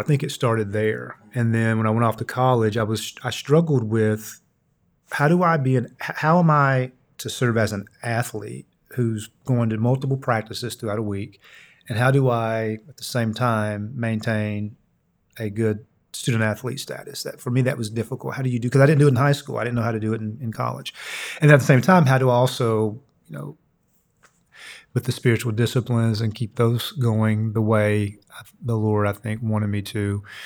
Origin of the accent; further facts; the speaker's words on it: Red Fox, Kentucky, United States; grew up in a small town in Eastern Kentucky, a little town called Red Fox, Kentucky.